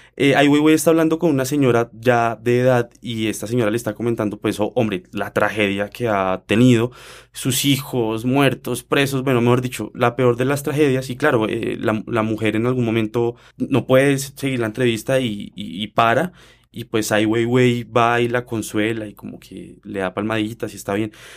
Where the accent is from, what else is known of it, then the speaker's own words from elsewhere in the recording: Colombia; nosotros como colombianos